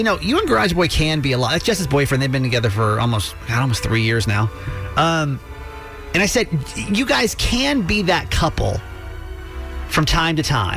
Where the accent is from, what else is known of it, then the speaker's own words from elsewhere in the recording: Atlanta, Georgia, United States; now in Maryland, United States; I grew up in Atlanta